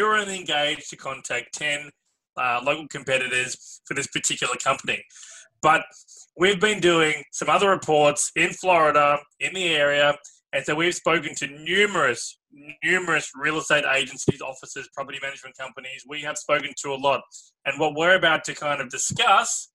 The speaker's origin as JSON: {"language": "English", "town": "Melbourne", "region": "Victoria", "country": "Australia", "said": "I'm from Australia, I'm from Melbourne"}